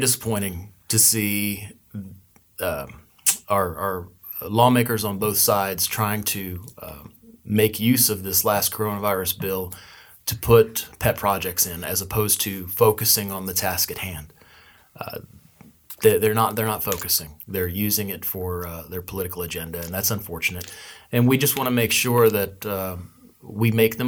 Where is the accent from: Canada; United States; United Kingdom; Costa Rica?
United States